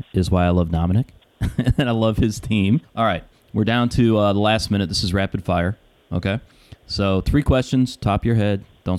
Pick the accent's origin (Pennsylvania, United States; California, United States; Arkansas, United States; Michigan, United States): Michigan, United States; I grew up in Michigan, everybody.